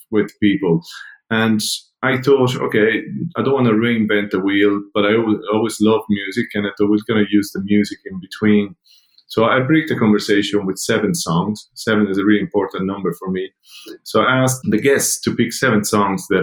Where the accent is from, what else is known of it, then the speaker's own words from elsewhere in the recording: Italy; now in Dublin, Ireland; Growing up in Italy 50 years ago or so, I was always a community-based person